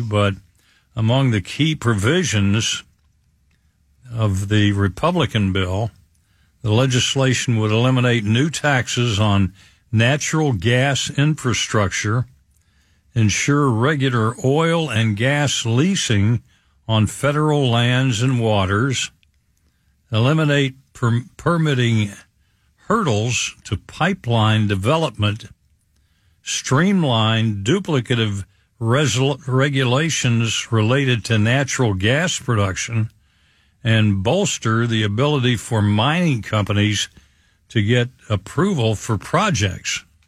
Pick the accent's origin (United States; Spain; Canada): United States; southern West Virginia; now in Tampa Bay, United States; my home state of West Virginia